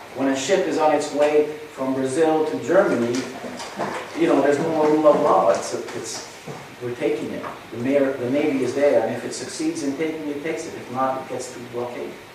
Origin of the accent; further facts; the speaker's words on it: Canada; I come from North America, Canada